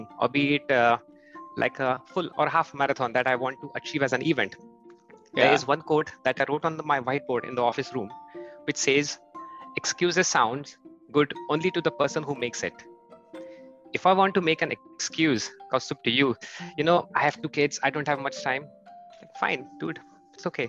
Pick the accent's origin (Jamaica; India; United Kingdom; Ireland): India; moved away as an adult; now in Germany; I am from India, and since last 8 years, I've moved to Germany.